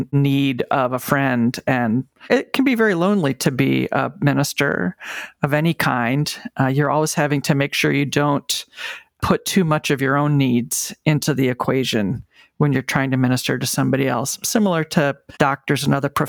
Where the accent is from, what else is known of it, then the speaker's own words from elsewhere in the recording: Michigan, United States; moved away as an adult; also born or lived in New York City; the congregation where I grew up in Michigan supported me